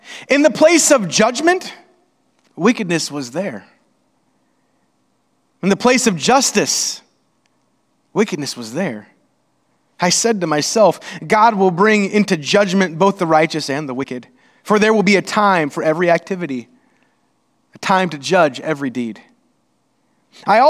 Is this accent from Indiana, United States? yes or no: yes; Indiana, United States; We're from Indiana